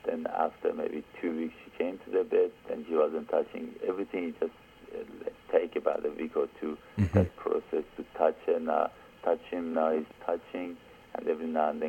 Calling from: Australia; I'm calling from Australia

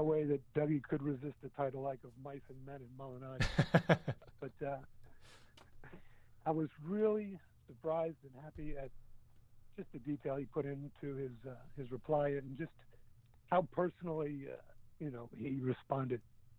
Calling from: New Jersey, United States; from New Jersey.

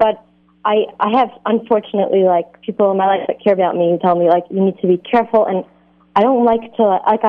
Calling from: Jerusalem, Jerusalem District, Israel; I'm actually calling from Jerusalem.

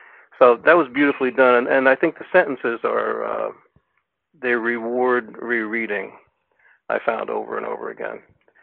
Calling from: Lafayette, California, United States; Calling from East Bay, Lafayette, California.

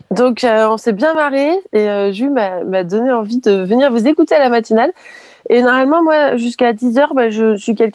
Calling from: Ardèche, Auvergne-Rhône-Alpes, France; moi, je viens de d'Ardèche. Je vous appelle depuis l'Ardèche, le sud d'Ardèche, donc de très loin de chez vous.

